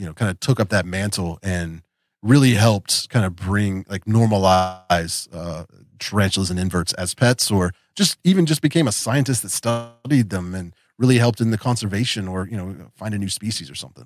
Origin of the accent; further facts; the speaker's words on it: West Virginia, United States; also born or lived in Florida; I grew up here in West Virginia